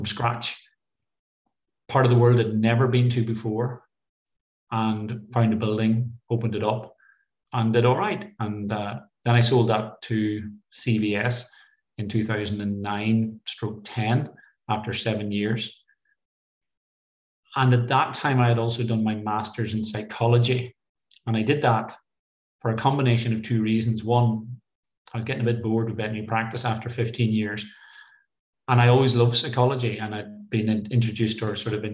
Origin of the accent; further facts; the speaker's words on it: Cookstown, Northern Ireland, United Kingdom; moved away as an adult; also born or lived in Edinburgh / Leicestershire; now in East Anglia, United Kingdom; I grew up in Cookstown, Tyrone, and I left home in 1989 to go to Edinburgh University